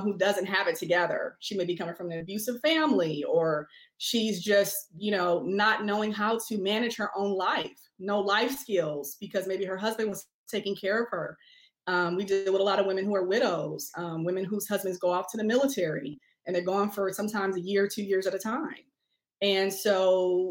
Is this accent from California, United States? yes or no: yes; Oakland, California, United States; also born or lived in New Orleans, Louisiana; I'm from Oakland, California. That's where I grew up